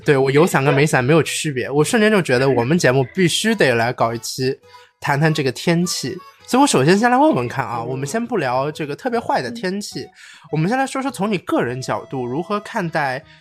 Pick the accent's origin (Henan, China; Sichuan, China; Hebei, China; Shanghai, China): Shanghai, China; 我们上海人，南方孩子还是会觉得